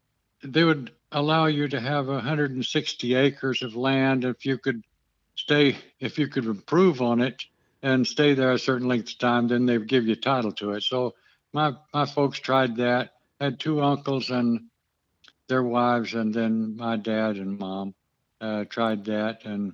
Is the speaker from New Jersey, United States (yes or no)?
no; Lubbock, Texas, United States; born there; also born or lived in New Mexico; I was born in Lubbock, and I guess my folks were from Vernon, Texas, which is northeast of Lubbock.